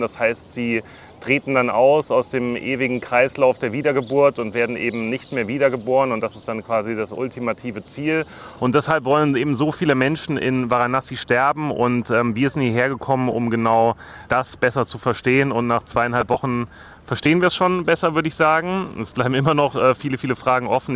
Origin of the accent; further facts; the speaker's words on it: Germany; als Deutscher, als Europäer